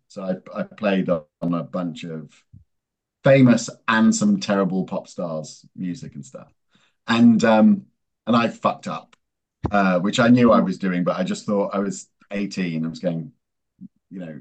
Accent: England, United Kingdom; moved away as an adult; also born or lived in America; I was born in England. Uh, then my mum uh, was Italian

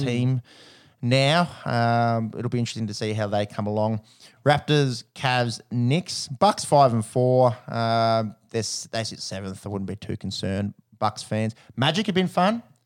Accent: Australia; as an Aussie on tour

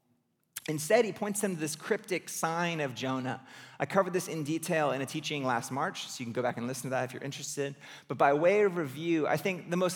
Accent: California, United States; Which for me as a Californian just like feels like a personal attack.

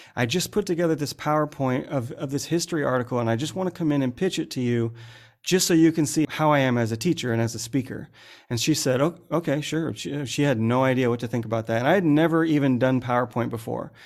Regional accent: United States; moved away as an adult; also born or lived in San Francisco; now in Bangkok, Thailand; I'm an American guy who's been cutting gemstones for a bunch of years now

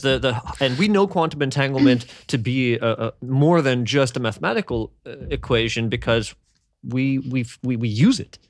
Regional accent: Canada; growing up in Canada, we had bigger families.

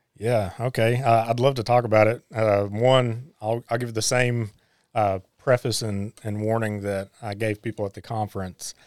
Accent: Harlan, Kentucky, United States; I was born and raised in Harlan

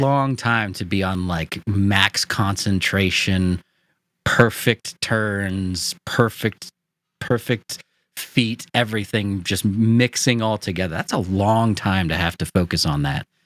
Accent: United States; I'm an American

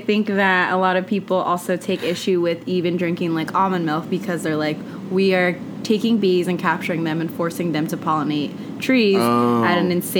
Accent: Modesto, California, United States; I grew up in California. {S2} Which part of California you {S1} grew up in? {S2} Grew up {S1} in the Central Valley. What? CB. Modesto. 209.

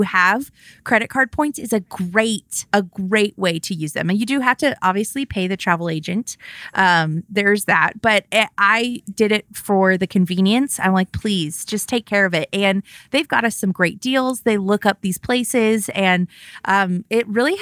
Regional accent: California, United States; we're from California. Like, we don't get snow.

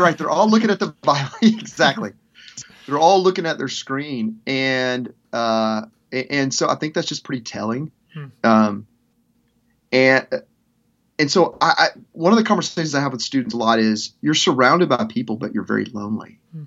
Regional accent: Arkansas, United States; moved away; also born or lived in Memphis / Mississippi / Nashville; growing up in Arkansas

